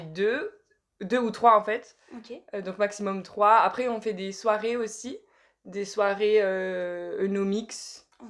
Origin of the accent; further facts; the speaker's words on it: France; moved away as an adult; also born or lived in Harrogate; en tant que française